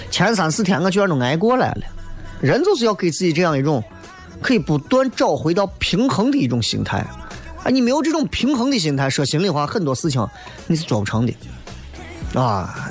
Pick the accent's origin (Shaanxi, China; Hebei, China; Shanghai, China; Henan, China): Shaanxi, China; Xi'an; 咱毕竟是新安人